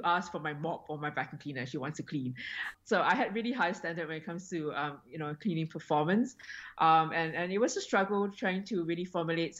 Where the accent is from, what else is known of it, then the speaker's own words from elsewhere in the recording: Singapore; now in Australia; I was born and raised in Singapore